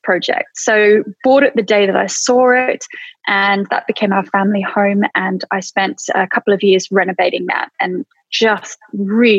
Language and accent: English; Australia; moved away as an adult; now in United Kingdom; I came over from Australia in 2000